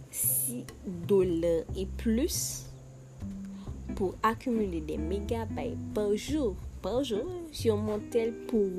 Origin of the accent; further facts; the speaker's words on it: Haiti; Je di goud parce que je vis en Haïti. Je suis Haïtienne.